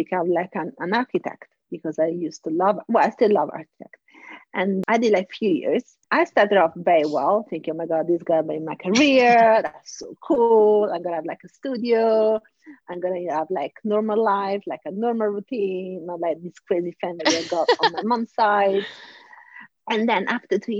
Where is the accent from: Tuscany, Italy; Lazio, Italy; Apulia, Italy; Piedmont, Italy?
Lazio, Italy; Rome; also born or lived in Sardinia; I was born in Sardinia, but raised in Rome